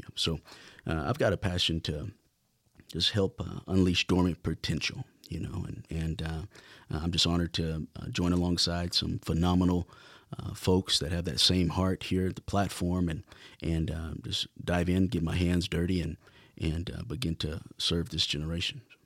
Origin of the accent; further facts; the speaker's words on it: Lubbock, Texas, United States; being born and raised in Lubbock